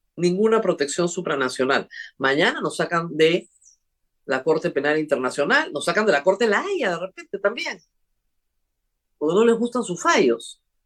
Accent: Peru

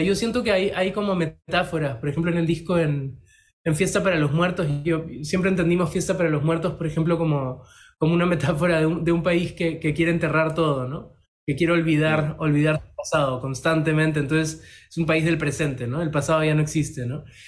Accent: Peru; somos peruanos

